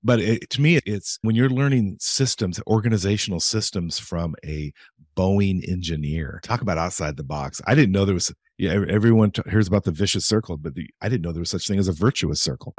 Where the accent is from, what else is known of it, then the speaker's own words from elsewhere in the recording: Eastern Oregon, United States; growing up in Eastern Oregon, and my parents were always civic minded.